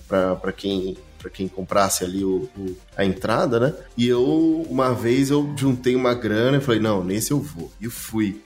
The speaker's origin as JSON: {"language": "Portuguese", "country": "Brazil", "said": "Como bom brasileiro"}